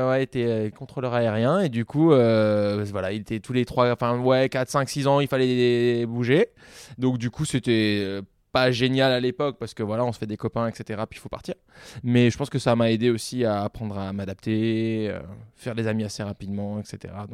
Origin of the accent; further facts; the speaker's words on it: Avignon, Provence-Alpes-Côte d'Azur, France; born there; also born or lived in Lyon; Moi, j'ai grandi un peu partout euh, à cause du métier de mon père, mais je suis né dans le sud, à Avignon. puis après, j'ai vécu longtemps à Lyon